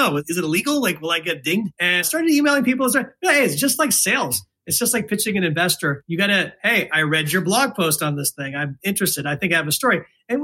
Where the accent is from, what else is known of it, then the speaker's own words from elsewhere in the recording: West Virginia, United States; moved away as an adult; also born or lived in Philadelphia; I grew up in West Virginia as one of the few Sikh families there